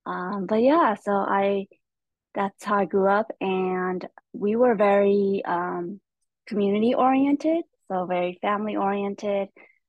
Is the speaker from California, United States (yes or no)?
yes; Stockton, California, United States; first language Hmong; English is a second language; moved away as an adult; also born or lived in Thailand / Shingle Springs, California; But we were able to apply, and we were able to come to Stockton, California, so that's actually where I grew up.